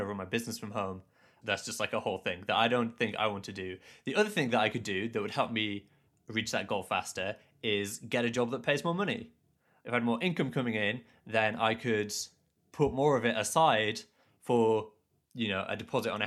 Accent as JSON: {"language": "English", "town": "Leeds", "region": "Yorkshire and the Humber", "country": "United Kingdom", "tie": "born or raised there", "said": "I grew up in Leeds"}